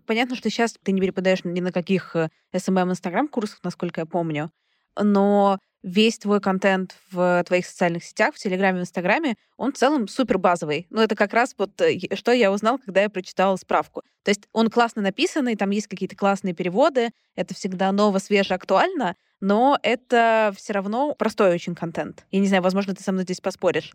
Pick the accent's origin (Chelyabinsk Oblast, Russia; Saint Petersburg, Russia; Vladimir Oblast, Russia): Saint Petersburg, Russia; Я сама петербурженка